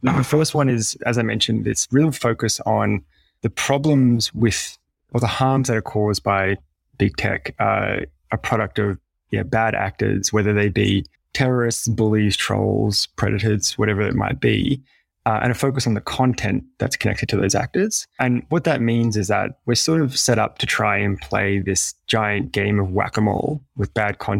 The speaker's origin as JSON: {"language": "English", "country": "Australia", "said": "ourselves being Australian"}